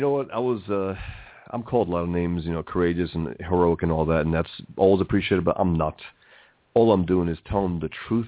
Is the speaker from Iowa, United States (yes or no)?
no; New York City, New York, United States; I was born and raised here in America, in the Bronx